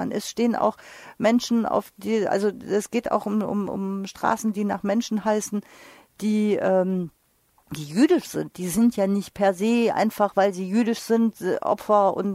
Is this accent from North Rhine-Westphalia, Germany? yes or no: yes; Düsseldorf, North Rhine-Westphalia, Germany; Ich als Düsseldorferin rege mich doch sehr über die angeführten Gründe auf